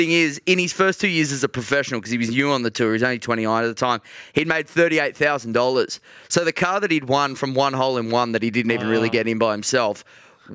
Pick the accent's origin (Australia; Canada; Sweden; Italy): Australia; as an Australian golf fan